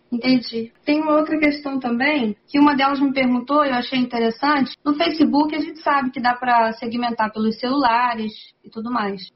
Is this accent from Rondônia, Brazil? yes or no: no; Itaguaí, Rio de Janeiro, Brazil; Itaguaí. É no Rio de Janeiro